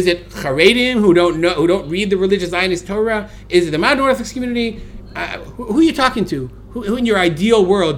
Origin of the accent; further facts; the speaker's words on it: Brooklyn, New York, United States; I'm an American, I'm from New York, I grew up in Brooklyn, I'm a Jew.